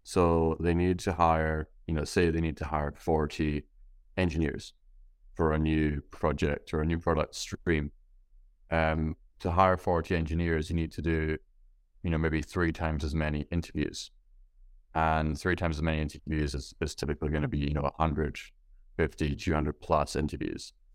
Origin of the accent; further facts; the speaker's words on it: Scotland, United Kingdom; being from Scotland where it's, uh, it's dark and rainy